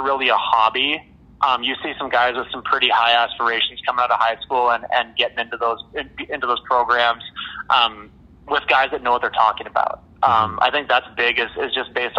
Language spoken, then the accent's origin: English; Red Deer, Alberta, Canada; moved away; get guys from my hometown and keep that connection